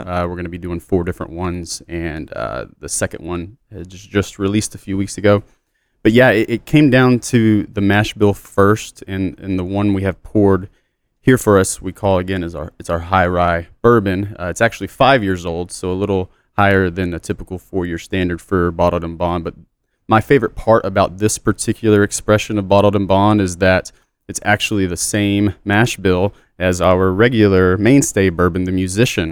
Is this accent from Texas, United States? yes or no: yes; Southeast Texas, United States; I'm born and raised in Texas, but Southeast Texas